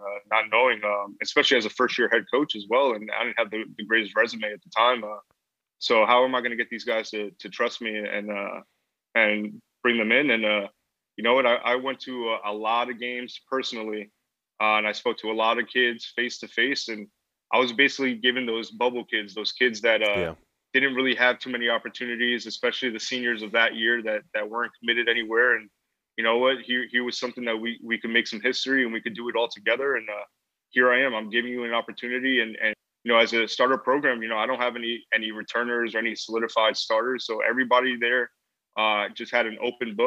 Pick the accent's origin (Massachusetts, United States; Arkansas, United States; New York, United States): New York, United States; Rockland County; first language English; moved away as an adult; also born or lived in Puerto Rico (ancestry); now in High Point, United States; I'm from Rockland County